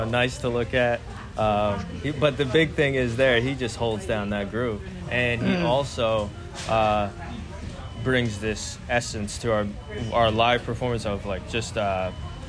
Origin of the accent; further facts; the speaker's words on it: New Hampshire, United States; we come from New Hampshire